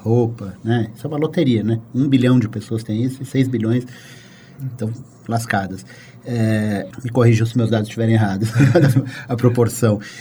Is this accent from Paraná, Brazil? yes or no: no; São Paulo, Brazil; born or raised there